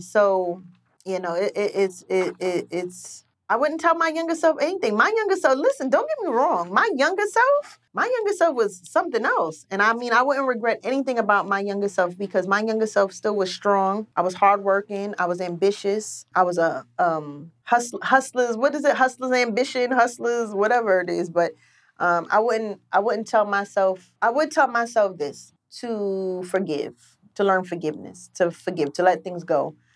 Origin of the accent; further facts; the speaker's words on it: New York City, New York, United States; I grew up in Queens